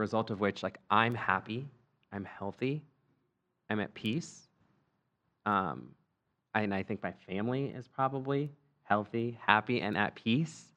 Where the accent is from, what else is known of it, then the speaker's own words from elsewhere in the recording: Scranton, Pennsylvania, United States; We're from Scranton, Pennsylvania.